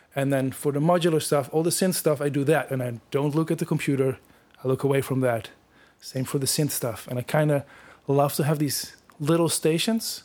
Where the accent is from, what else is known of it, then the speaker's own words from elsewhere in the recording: Netherlands; moved away as an adult; now in Toronto, Canada; I grew up in the Netherlands in um, a village like 30 kilometers outside of Amsterdam.